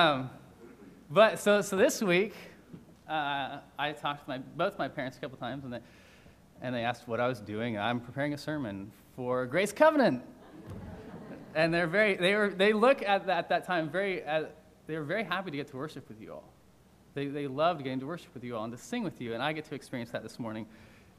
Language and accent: English; Seattle, Washington, United States; moved away as an adult; now in Virginia, United States; I'm from Seattle